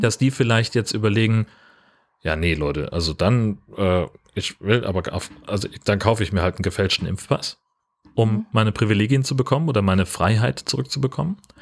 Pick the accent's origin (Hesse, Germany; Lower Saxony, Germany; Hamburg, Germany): Hesse, Germany; moved away; in, in Hessen, da wo ich aufgewachsen bin